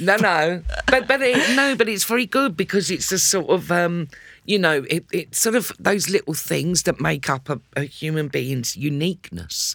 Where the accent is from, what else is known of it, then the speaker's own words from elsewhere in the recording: London, United Kingdom; I grew up in Islington